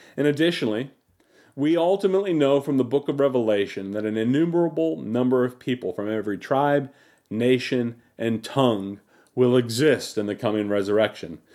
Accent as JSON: {"language": "English", "country": "United States", "said": "as American Christians"}